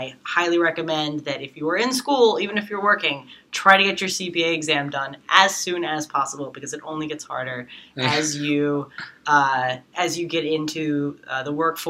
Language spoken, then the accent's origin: English; New York City, New York, United States; I'm a New Yorker, so just like a lot of the kids that go to Baruch, I grew up in Manhattan